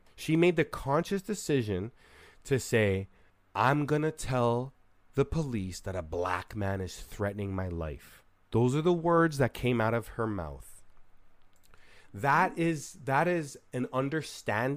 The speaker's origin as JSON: {"language": "English", "country": "Canada", "said": "I'm from Canada"}